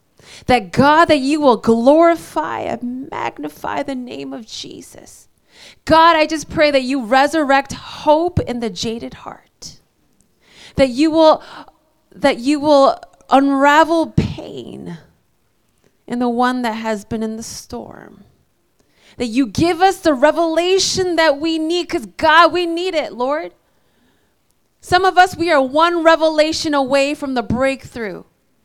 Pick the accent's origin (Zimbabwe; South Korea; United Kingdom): South Korea; born there; also born or lived in United States; So it's funny, I was born in Korea, lived in America, got saved in Mexico.